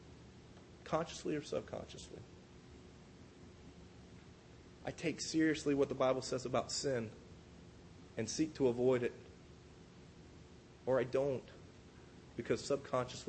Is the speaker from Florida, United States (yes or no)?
yes; Polk County, Florida, United States; I grew up in Polk County. It's about an hour and a half inland. It's a very rural city. It's based upon agriculture.